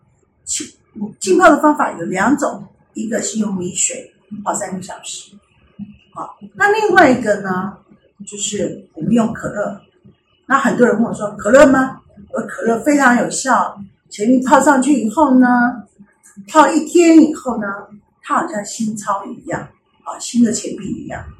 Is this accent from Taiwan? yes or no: no; China; 我们中国人是不是过年的时候大家都有红包袋？